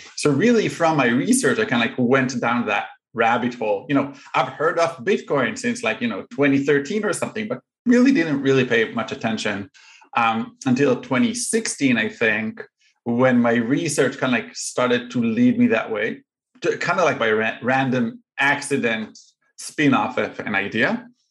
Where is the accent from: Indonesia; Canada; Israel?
Israel; moved away as an adult; now in Chicago, United States; I'm originally from Israel